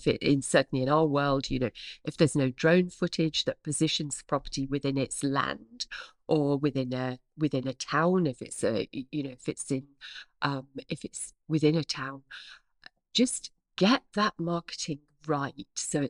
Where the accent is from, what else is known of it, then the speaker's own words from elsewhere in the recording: East of England, United Kingdom; accent: Norfolk; I sound much posher than I hear in my head. In my head, I still hear my Norfolk accent, sure.